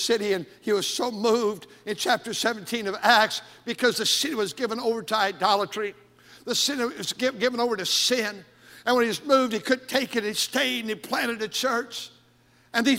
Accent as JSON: {"language": "English", "town": "Milwaukee", "region": "Wisconsin", "country": "United States", "tie": "born or raised there", "said": "I was born in Milwaukee, Wisconsin"}